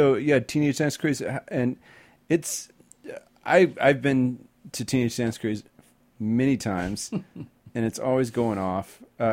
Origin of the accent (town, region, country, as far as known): Dallas, Texas, United States; born or raised there; now in San Francisco, United States